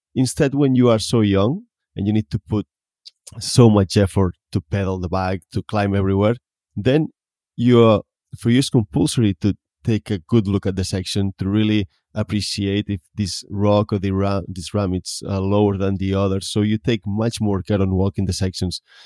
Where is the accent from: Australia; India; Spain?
Spain; Tarragona, Catalonia; I come from Tarragona. That means it's a city, not in a small village